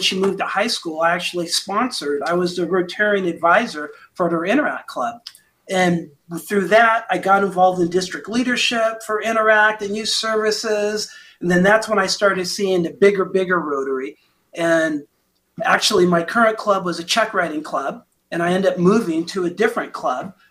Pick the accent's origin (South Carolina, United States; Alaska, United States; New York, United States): Alaska, United States; Fairbanks; also born or lived in Indiana; now in Plano, Texas, United States; I was born in Fairbanks, Alaska.